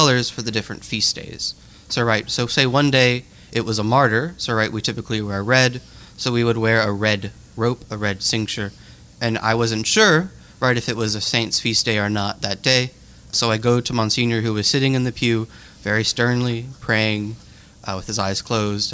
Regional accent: Lafayette, Louisiana, United States; I was born in Lafayette, Louisiana, to two fantastic parents

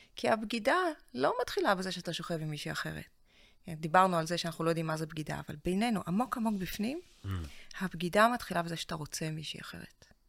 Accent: Russia; now in Israel; אני מרוסיה

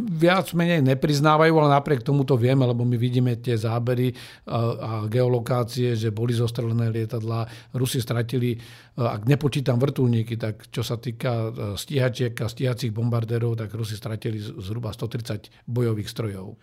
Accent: Slovakia

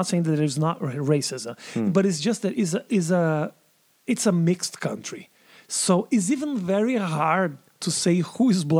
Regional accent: southern Brazil, Brazil; first language Portuguese; English is a second language; moved away as an adult; now in United States; in Brazil, like I come from the South.

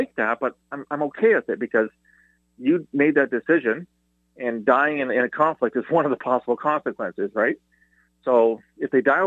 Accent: Canada; as a former CSIS guy, but as a Canadian

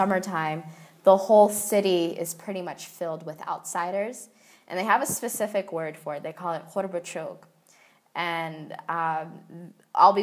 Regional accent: Charlotte, North Carolina, United States; I grew up in Charlotte

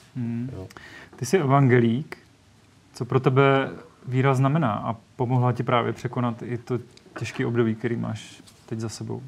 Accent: Czechia; My jako Češi

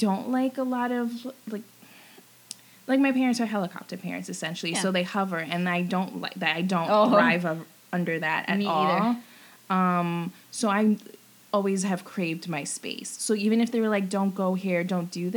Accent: Rockland County, New York, United States; I'm from Rockland County, a suburb

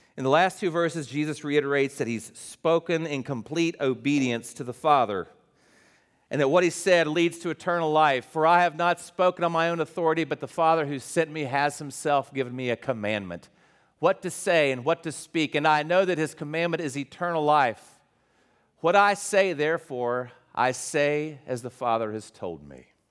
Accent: West Virginia, United States; moved away; I'm West Virginia

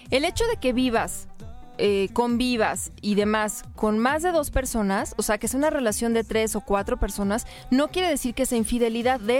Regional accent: Puerto Rico; yo soy de Puerto Rico.

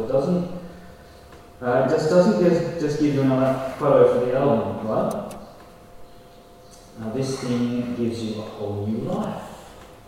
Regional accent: Tamworth, New South Wales, Australia; I grew up in Tamworth

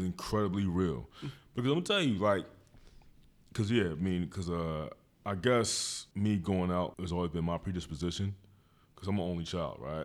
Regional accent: Philadelphia, Pennsylvania, United States; I've been in West Philly all my

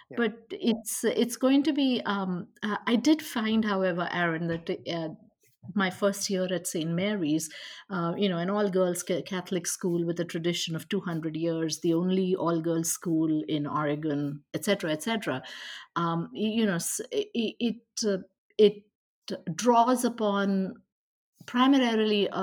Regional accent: India; also born or lived in Westborough, Massachusetts, United States; now in Portland, United States; I'm from India

